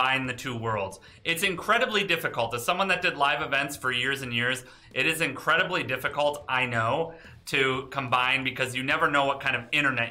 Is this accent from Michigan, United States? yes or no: yes; Detroit, Michigan, United States; Detroit is my hometown